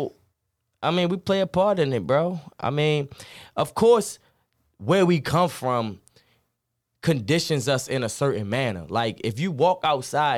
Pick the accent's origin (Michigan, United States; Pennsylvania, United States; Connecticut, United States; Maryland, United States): Maryland, United States; Baltimore; the guys that I grew up with, you know, even when we moved away from Perkins